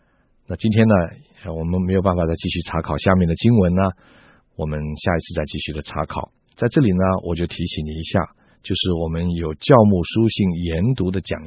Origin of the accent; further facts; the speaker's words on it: China; 我们中国人也有这样的说法啊。